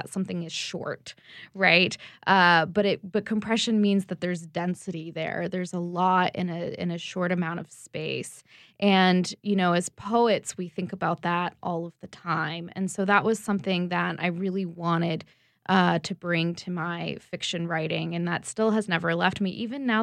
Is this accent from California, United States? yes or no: no; Baton Rouge, Louisiana, United States; now in Conroe, United States; I'm living in East Texas right now, but I grew up in Baton Rouge